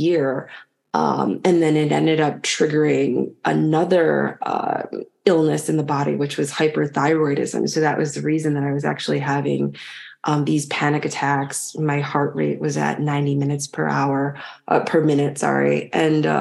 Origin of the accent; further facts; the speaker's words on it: Chicago, Illinois, United States; moved away as an adult; also born or lived in London / Paris / Nigeria; now in French Polynesia; I was born in Chicago